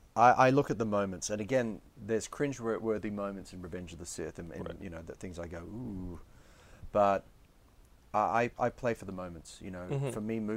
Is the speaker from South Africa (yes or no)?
no; England, United Kingdom; also born or lived in Australia; Partially in England, partially in Australia.